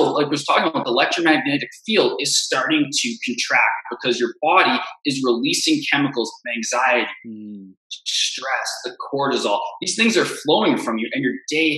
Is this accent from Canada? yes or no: yes; Canada; I'm from Canada.